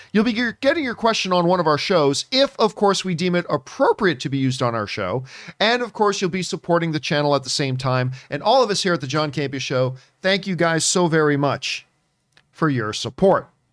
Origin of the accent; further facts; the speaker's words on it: Canada; moved away as an adult; as a Canadian